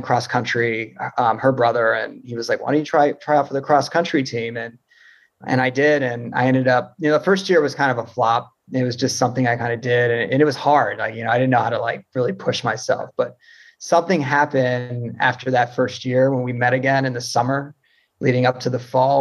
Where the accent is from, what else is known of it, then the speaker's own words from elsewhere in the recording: Florida, United States; growing up in Florida, you play baseball.